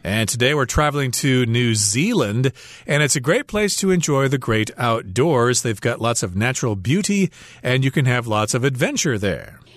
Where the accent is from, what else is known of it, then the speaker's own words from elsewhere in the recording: United States; I'm an American